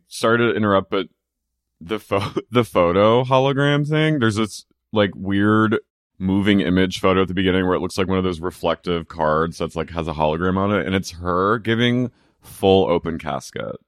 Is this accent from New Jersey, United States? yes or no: yes; near Cherry Hill, New Jersey, United States; I grew up near Finch.